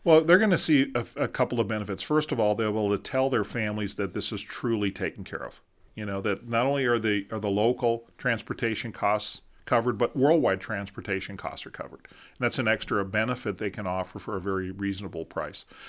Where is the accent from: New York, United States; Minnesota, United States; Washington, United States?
Minnesota, United States; now in Abilene, United States; in our friends in the north where I grew up in Minnesota